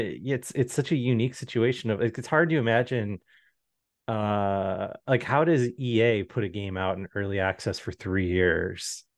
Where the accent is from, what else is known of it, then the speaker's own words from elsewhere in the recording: Midwest, United States; moved away; growing up in the Midwest